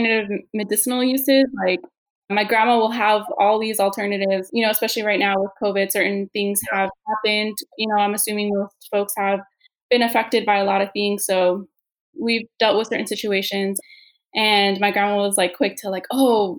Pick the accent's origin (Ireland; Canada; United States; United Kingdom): United States; also born or lived in Glendora, California; being born in this country